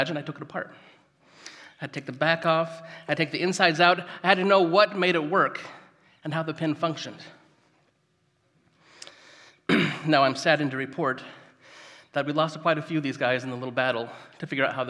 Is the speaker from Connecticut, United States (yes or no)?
no; Gridley, California, United States; now in Yuba City, United States; I grew up just up the road in Gridley. So I'm a local guy